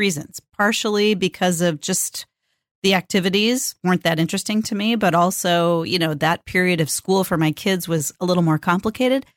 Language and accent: English; California, United States; now in Portland, United States; born and raised in California and lives in the Pacific Northwest